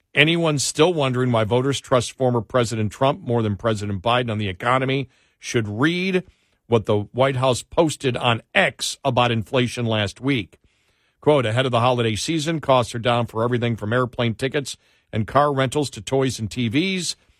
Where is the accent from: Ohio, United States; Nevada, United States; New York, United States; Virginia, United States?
New York, United States; Buffalo; moved away; I'm from Buffalo